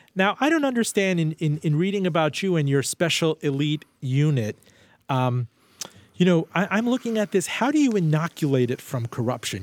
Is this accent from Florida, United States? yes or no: yes; Miami, Florida, United States; also born or lived in Iran; Miami Vice from my hometown